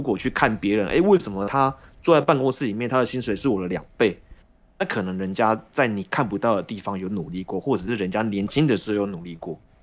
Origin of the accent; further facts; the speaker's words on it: Taiwan; 我们台湾人